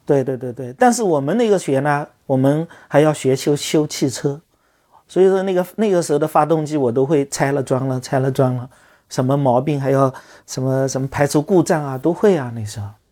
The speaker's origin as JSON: {"language": "Chinese", "town": "Longyou", "region": "Zhejiang", "country": "China", "tie": "born or raised there", "also_born_or_lived": "Hangzhou", "said": "我记得在读汽校的时候，就在就在我们老家龙游有几个文朋诗友"}